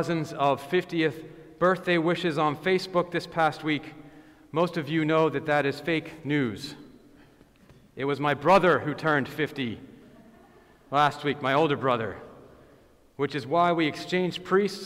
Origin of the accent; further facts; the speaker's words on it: Boston, Massachusetts, United States; I am from Boston